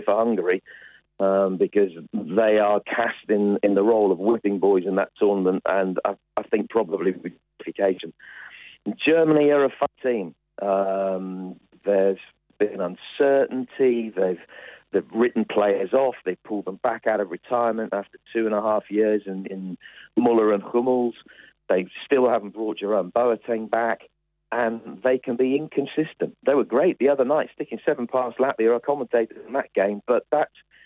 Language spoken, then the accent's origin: English; Birmingham, West Midlands, United Kingdom; in my hometown at the moment, the test match is going on in Birmingham